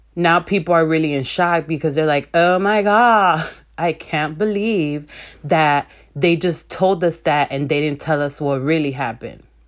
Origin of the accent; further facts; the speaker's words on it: Chicago, Illinois, United States; I was born and raised in Chicago